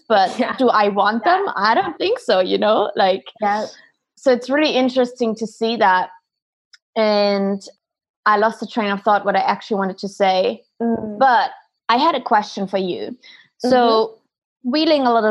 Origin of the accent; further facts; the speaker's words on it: Germany; moved away; I'm from Germany originally